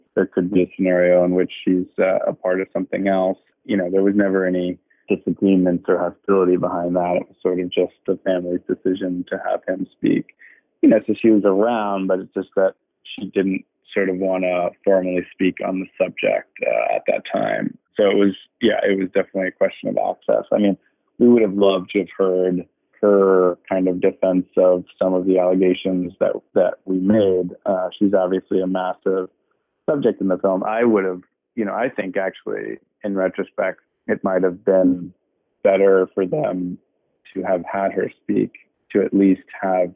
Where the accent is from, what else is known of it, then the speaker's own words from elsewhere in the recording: United States; me being an American